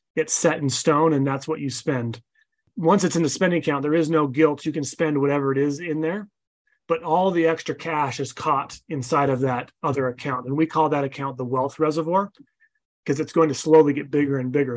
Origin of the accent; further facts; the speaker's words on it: Utah, United States; I'm from Utah.